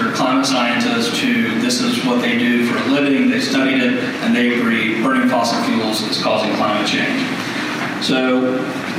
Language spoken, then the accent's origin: English; the South, United States; accent: Southern; I'm from the South